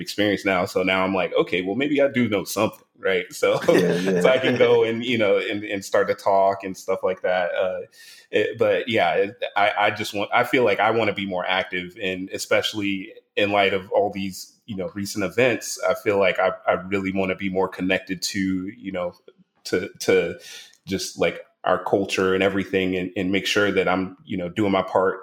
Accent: Savannah, Georgia, United States; moved away; my hometown in Savannah, Georgia, I try and go back and speak in my old high school

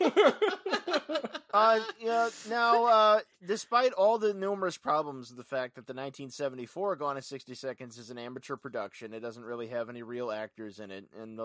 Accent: Ventura, California, United States; my hometown of Ventura.

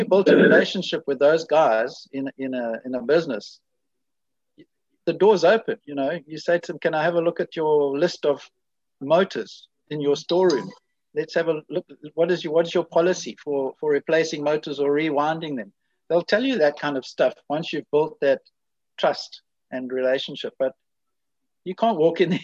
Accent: South Africa; me coming from South Africa

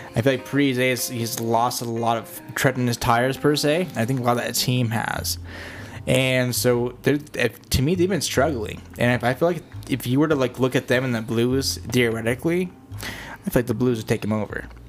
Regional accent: Denver, Colorado, United States; we're the boys from Denver

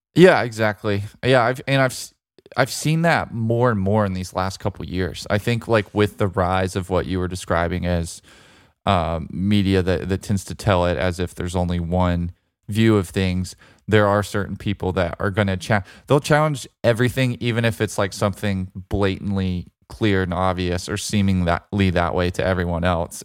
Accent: Birmingham, Alabama, United States; UAB, my hometown team that I grew up pulling for

